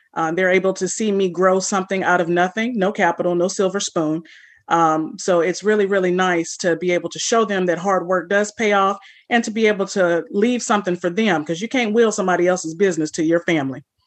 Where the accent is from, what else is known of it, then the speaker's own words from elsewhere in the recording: California, United States; moved away; also born or lived in St. Louis, Missouri / New Orleans, Louisiana / Florida / Mississippi; I grew up in California.